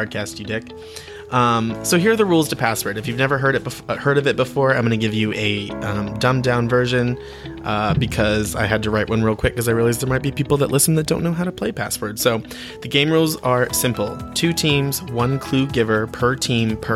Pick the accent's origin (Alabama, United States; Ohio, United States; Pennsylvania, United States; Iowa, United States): Pennsylvania, United States; Williamsport; originally from Williamsport, Pennsylvania, as am